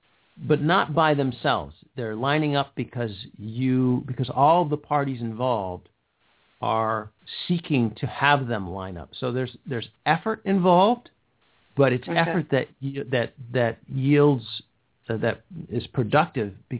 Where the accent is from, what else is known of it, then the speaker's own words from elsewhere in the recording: Schenectady, New York, United States; moved away; I'm a native of upstate New York